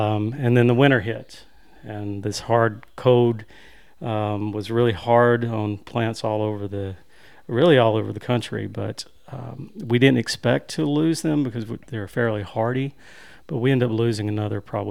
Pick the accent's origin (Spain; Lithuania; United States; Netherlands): United States; Winfield, Alabama; also born or lived in Arley, Alabama; I grew up coming to this area, to Smith Lake. My family lives here now. We're originally from Winfield, Alabama